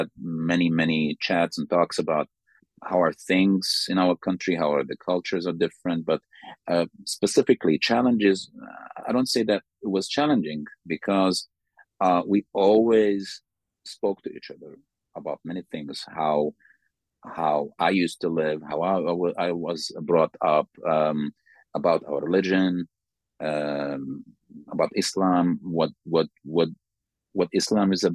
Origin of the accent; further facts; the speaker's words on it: Sudan; moved away as an adult; now in Slovakia; I'm from Sudan.